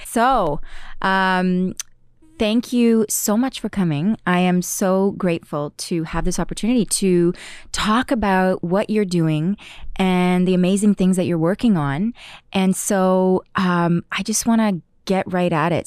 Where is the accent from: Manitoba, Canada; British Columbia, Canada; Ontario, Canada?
Ontario, Canada; Ottawa; moved away as an adult; now in Toronto, Canada; I had just come to Toronto 'cause I'm originally from Ottawa.